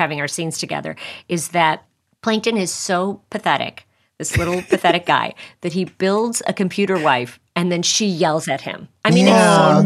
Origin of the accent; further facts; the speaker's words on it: Chicago, Illinois, United States; I'm from Chicago